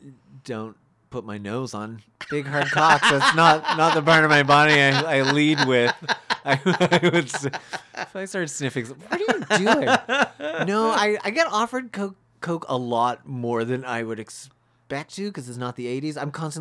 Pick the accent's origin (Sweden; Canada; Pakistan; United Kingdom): Canada; I drank out of the non-European water fountain because I'm not European. I'm Canadian.